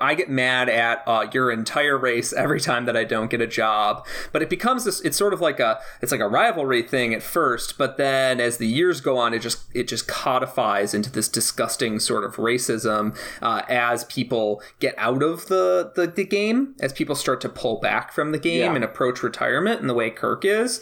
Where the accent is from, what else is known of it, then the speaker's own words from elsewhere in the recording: Chicago, Illinois, United States; growing up in the Chicago area